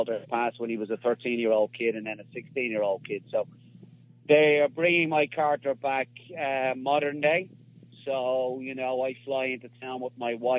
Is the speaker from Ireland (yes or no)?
yes; Dublin, Leinster, Ireland; I'm Irish. You know, I was born and raised in Dublin in Ireland